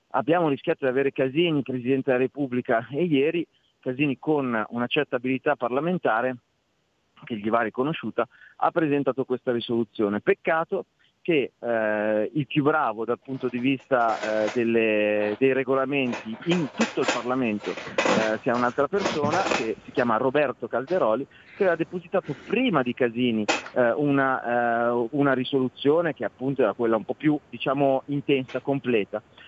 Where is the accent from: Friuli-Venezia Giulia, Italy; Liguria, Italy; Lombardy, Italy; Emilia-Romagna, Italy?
Lombardy, Italy; Io sono lombardo